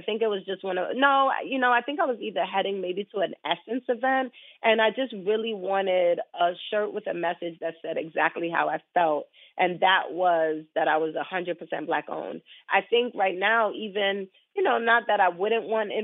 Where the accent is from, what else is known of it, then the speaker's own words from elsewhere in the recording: New York City, New York, United States; moved away as an adult; also born or lived in Jamaica; now in Baltimore, United States; I am from Brooklyn, New York, but I've been in Baltimore now for 12 years